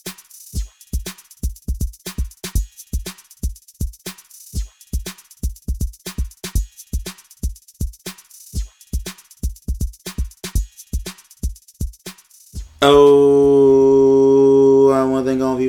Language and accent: English; Buffalo, New York, United States; moved away as an adult; also born or lived in Cleveland, Ohio; now in Philadelphia, United States; a kid who was born and raised in Buffalo, New York, and at the same time now lives in Philadelphia